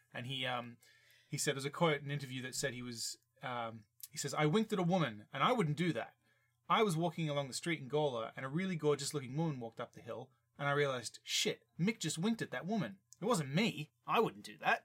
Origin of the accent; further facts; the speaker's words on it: Australia; I'm from Australia